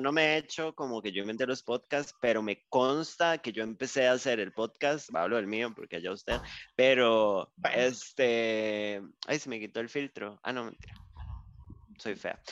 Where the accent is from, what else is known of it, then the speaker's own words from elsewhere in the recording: Costa Rica; yo aquí en Costa Rica